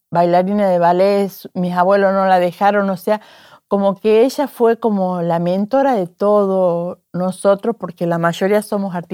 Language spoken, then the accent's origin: Spanish; Tucumán, Argentina; Nací en Tucumán